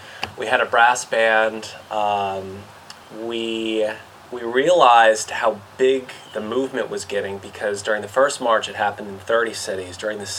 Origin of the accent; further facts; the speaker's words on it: Covington, Louisiana, United States; also born or lived in New Orleans, Louisiana; I was born and raised in Covington, Louisiana. And, you know, Covington is kind of its own little bubble, you know, a lot of conservatives there, you know, not as much of a progressive, you know, movement or groups